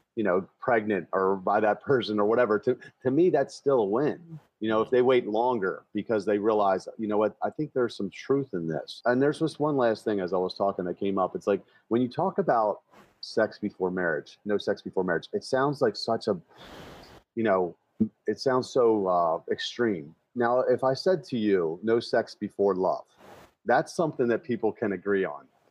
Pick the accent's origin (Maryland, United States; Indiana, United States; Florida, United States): Maryland, United States; Baltimore; my hometown of Baltimore